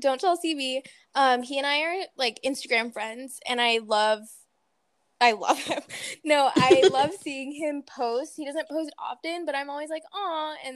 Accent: North Carolina, United States; we're in the middle of North Carolina

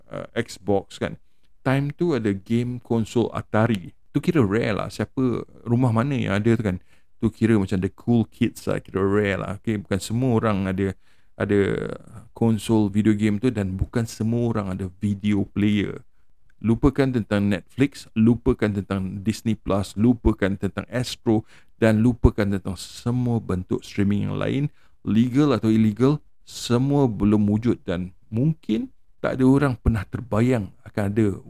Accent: Malaysia; sebagai rakyat Malaysia

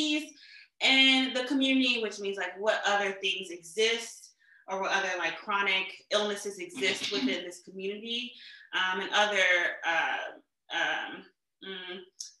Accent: St. Louis, Missouri, United States; I am from St. Louis

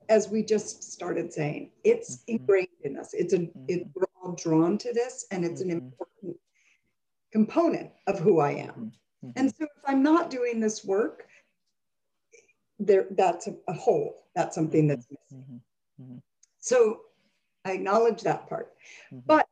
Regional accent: Rochester, New York, United States; I grew up in Rochester, New York

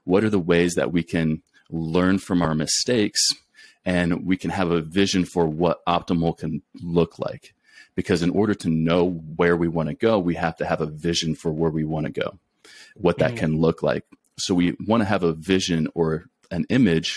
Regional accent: Clyde, Ohio, United States; moved away as an adult; also born or lived in Texas / Colorado / New Mexico / Beaumont, Texas; now in Alaska, United States; I'm originally born and raised in a small town called Clyde, Ohio

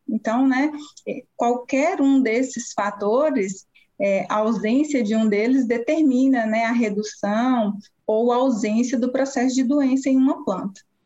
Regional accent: Montes Claros, Minas Gerais, Brazil; moved away as an adult; also born or lived in Viçosa; eu sou mineira, natural da cidade de Montes Claros, que fica no norte do estado de Minas Gerais

